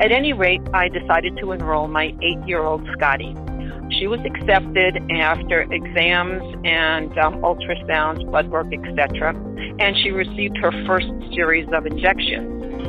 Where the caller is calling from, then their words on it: Denver, Colorado, United States; I'm calling from Denver, Colorado.